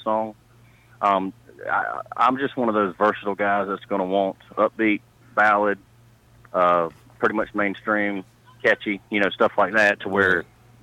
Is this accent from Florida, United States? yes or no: no; Charlotte, North Carolina, United States; also born or lived in Nashville; I'm actually from the Charlotte, North Carolina area.